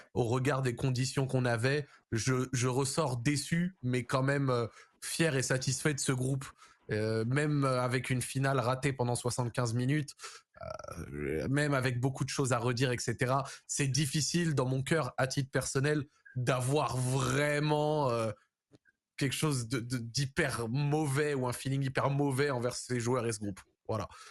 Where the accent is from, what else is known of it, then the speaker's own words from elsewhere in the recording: France; en tant que Français